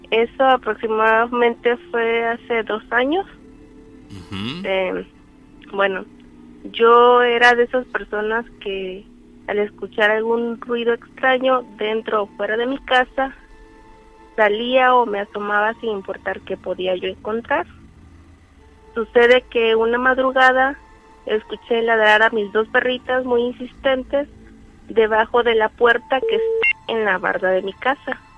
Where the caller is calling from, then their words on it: José Azueta, Veracruz, Mexico; De un municipio que se llama José Azueta, Veracruz.